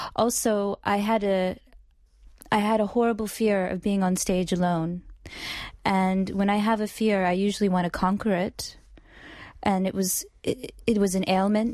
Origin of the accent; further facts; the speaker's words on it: Oklahoma City, Oklahoma, United States; moved away as an adult; also born or lived in New York; I was not born in New York. I'm originally from Oklahoma.